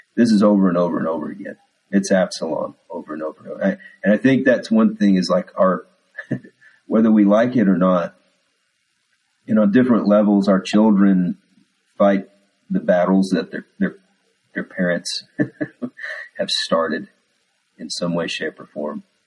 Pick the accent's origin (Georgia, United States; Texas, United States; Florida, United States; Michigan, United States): Texas, United States; accent: Texas; my Texas accent was coming through there